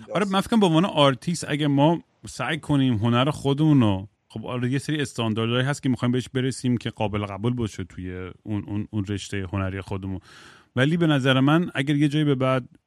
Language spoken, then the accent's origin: Persian; United States; first language English; Persian is a second language; منم آمریکا بزرگ شدم خب من زبون اولم انگلیسیه